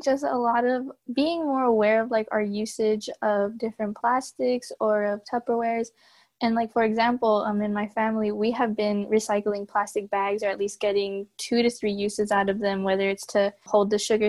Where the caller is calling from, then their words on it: Norwalk, California, United States; I'm calling in from Norwalk, California.